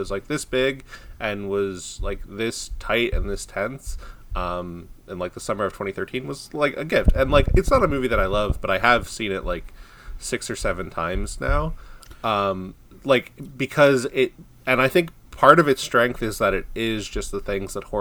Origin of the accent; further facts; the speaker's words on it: Long Island, New York, United States; I'm from Long Island, so like I grew up near Amityville